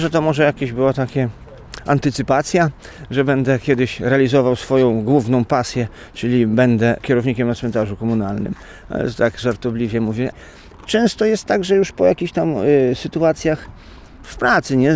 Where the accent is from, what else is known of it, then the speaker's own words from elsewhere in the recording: Rejowiec, Lublin Voivodeship, Poland; Pochodzę z Rejowca